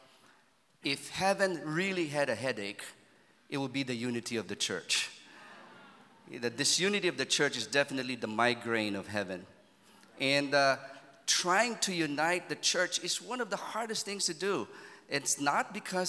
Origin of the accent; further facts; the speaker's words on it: Manila, Metro Manila, Philippines; I'm from Manila